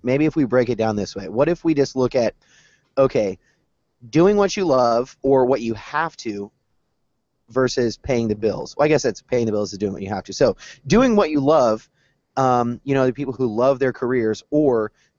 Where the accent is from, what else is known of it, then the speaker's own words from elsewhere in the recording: the South, United States; as being a Southerner, that's from the street sweeper all the way.